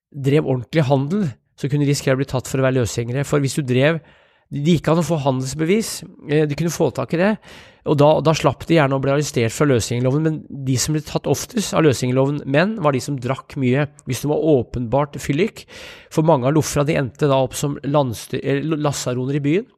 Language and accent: Norwegian; Brumunddal, Innlandet, Norway; da jeg vokste opp i Brumunddal